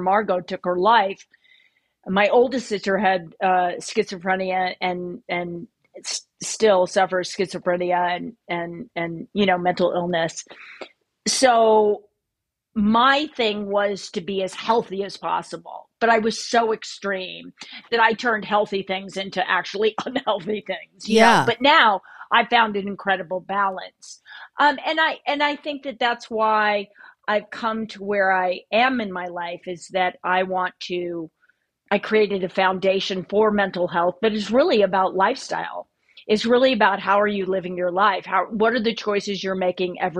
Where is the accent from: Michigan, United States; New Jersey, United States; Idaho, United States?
Idaho, United States; I grew up in Idaho